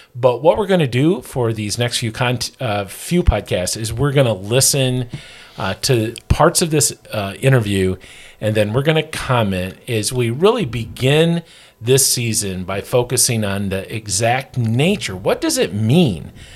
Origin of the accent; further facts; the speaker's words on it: northern Michigan, United States; I'm from Michigan, up in northern Michigan